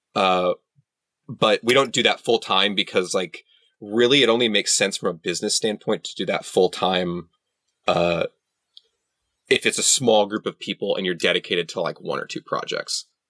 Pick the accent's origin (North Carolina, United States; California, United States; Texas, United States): Texas, United States; San Antonio; I grew up in San Antonio